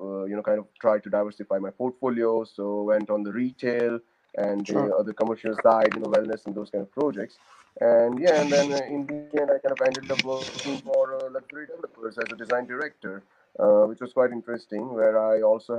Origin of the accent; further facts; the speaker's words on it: India; moved away as an adult; also born or lived in Oxford, United Kingdom; now in United Kingdom; So originally I come from India. I moved to UK in 2007 to pursue my master's in architecture